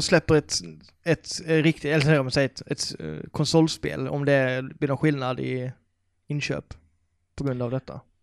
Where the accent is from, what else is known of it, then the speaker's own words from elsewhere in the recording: Karlshamn, Blekinge, Sweden; moved away; min hemstad Karlshamn